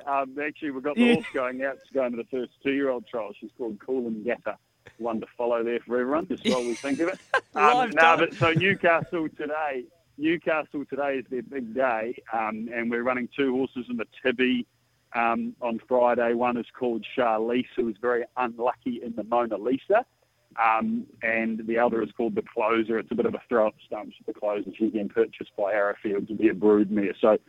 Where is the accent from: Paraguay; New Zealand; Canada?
New Zealand; now in Sydney, Australia; I'm a New Zealander at heart. I've made my living in Sydney, but I love New Zealand